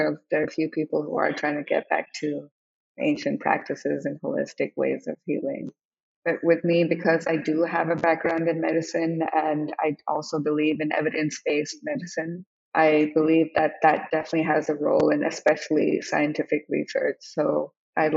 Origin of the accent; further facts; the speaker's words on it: India; moved away as an adult; also born or lived in Hong Kong / Oklahoma, United States / New York, United States; now in United States; I grew up in India and Hong Kong, I grew up in Hong Kong, I was very young there